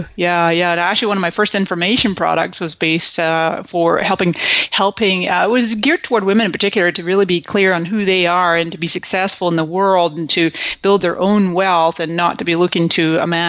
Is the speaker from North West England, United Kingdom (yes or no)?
no; Scotland, United Kingdom; also born or lived in Canada; now in United States; And so I came to this country in 1999 from Scotland, mm-hmm. and before that I was born in Canada.